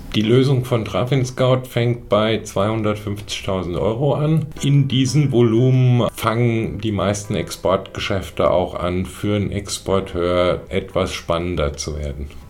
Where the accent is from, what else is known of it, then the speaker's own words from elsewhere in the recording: Germany; hier bei uns in Deutschland